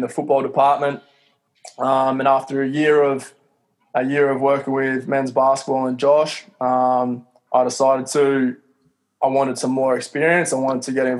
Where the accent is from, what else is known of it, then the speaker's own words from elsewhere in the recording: Australia; a small kid from Australia